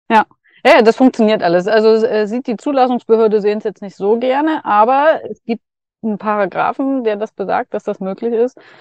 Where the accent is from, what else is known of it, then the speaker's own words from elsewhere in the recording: Dresden, Saxony, Germany; moved away; auf dem Weg nach Dresden wieder, ja. meine Heimat